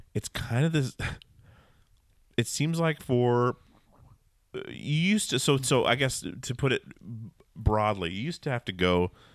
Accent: Alaska, United States; growing up in Alaska

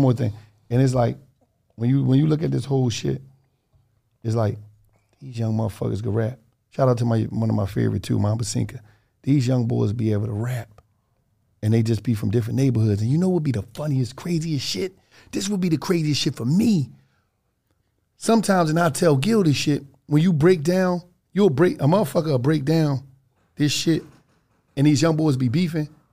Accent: Philadelphia, Pennsylvania, United States; I'm from Twelfth Street

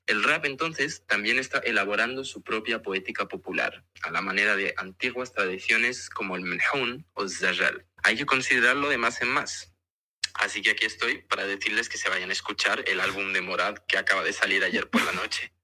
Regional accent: Morocco; nuestro país. Somos árabes, somos africanos, somos amazigh

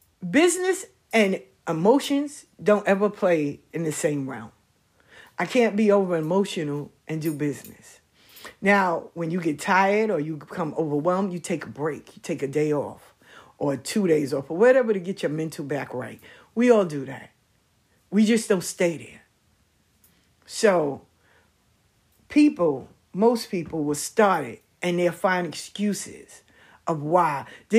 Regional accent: Missouri, United States; I'm from Missouri. I'm in the show me state. You gotta show me.

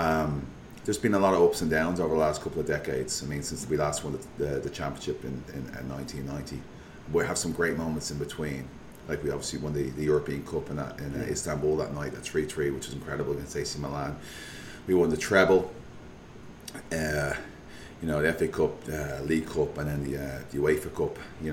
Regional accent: Liverpool, North West England, United Kingdom; Like, I'm from Liverpool, fellow Liverpool fans.

